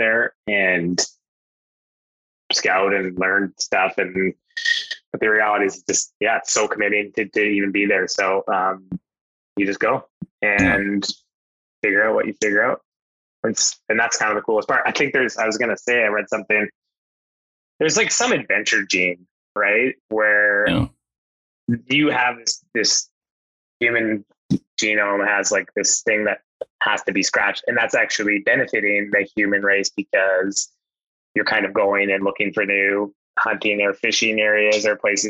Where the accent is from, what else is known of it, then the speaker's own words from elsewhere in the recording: Alberta, Canada; now in British Columbia, Canada; I grew up hunting on the acreage that we grew up in Alberta for whitetails and stuff like that.